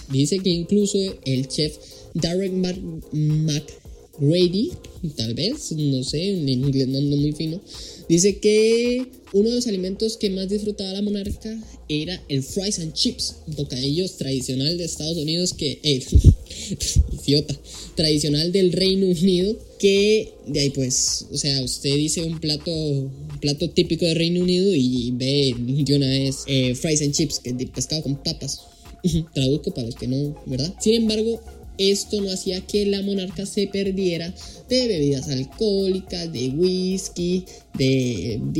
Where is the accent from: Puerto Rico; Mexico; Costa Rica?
Costa Rica; Costa Rica, el cual es mi país de origen